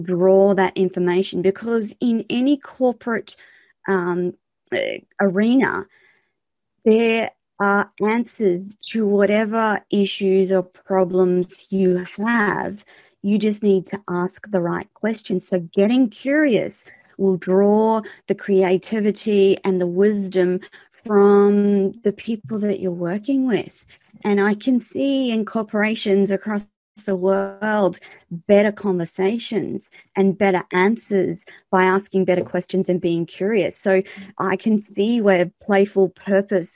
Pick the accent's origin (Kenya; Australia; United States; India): Australia; I'm Australian